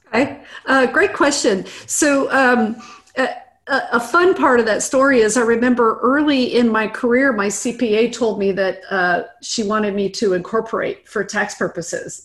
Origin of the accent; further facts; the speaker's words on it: Midwest, United States; now in Austin, United States; I grew up in the Midwest. I'm, I'm just, I'm, I'm a nice Midwest girl. And who now lives in Austin, Texas